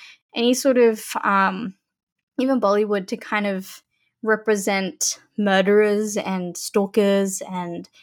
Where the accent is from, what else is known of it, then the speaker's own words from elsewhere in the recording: Sydney, New South Wales, Australia; growing up here is an interesting phenomenon for me